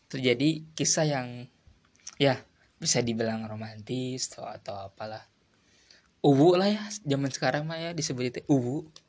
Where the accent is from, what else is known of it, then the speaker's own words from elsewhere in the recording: Purwakarta, West Java, Indonesia; Aku berasal dari Purwakarta Kabupaten yang memiliki wisata alam Dan juga terletak berada di tengah-tengah antara kota Jakarta dan Bandung